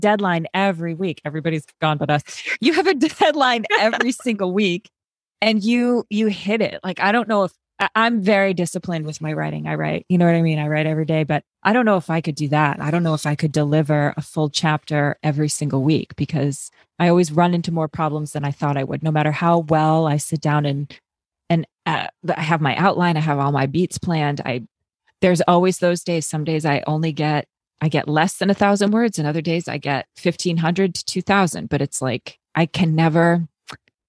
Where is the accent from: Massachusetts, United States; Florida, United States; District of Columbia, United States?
Massachusetts, United States; We're all from Massachusetts